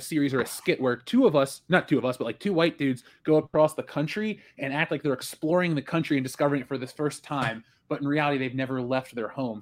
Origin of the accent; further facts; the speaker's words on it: Buffalo, New York, United States; I'm from Buffalo.